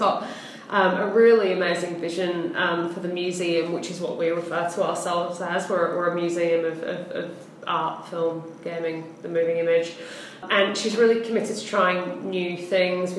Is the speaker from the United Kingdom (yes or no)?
yes; Hull, Yorkshire and the Humber, United Kingdom; moved away as an adult; now in Melbourne, Australia; I'm from a little town in the north called Hull originally